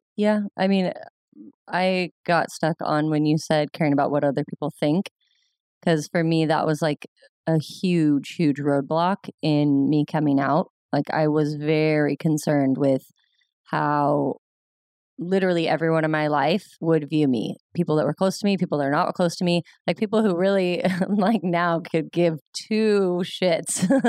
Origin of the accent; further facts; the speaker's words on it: Ventura, California, United States; also born or lived in Pomona, California; I was born and raised in Ventura, California, and lived there my whole life until college